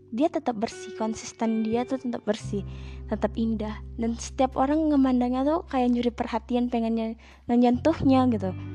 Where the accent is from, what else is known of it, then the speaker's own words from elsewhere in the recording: Indonesia; negara aku